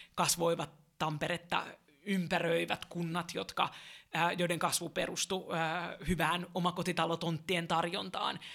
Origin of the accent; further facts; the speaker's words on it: Helsinki, Uusimaa, Finland; olen kotosin täältä, tämä on mulle rakas kaupunki